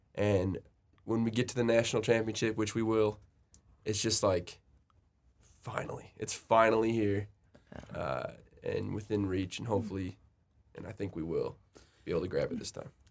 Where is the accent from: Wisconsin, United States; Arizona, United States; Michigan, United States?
Michigan, United States; Royal Oak; I'm from Royal Oak, Michigan, which is, if you're unfamiliar, it's like Metro Detroit area